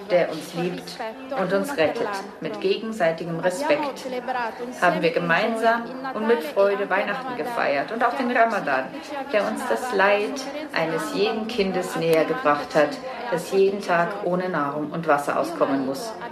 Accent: Casablanca, Casablanca-Settat, Morocco; Ich bin Marokkanerin aus Casablanca und muslimischen

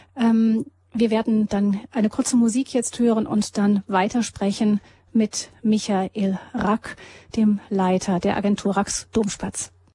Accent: Germany; wir Deutsche

